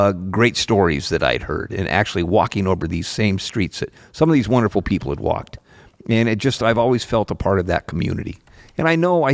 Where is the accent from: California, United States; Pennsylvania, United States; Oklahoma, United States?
California, United States; Petaluma; growing up in Petaluma was one of the best places you could grow up